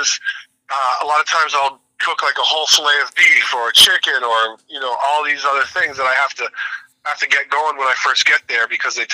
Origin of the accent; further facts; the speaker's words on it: Boston, Massachusetts, United States; I grew up around Boston and have gone to Fenway for my entire life